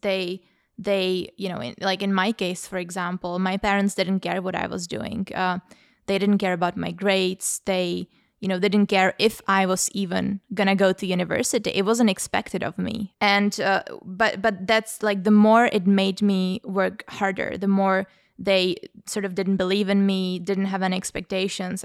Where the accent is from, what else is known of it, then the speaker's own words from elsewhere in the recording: Prague, Czechia; moved away as an adult; now in London, United Kingdom; I come from the Czech Republic, from Prague, and I I grew up in a sort of low, low to middle class, um, background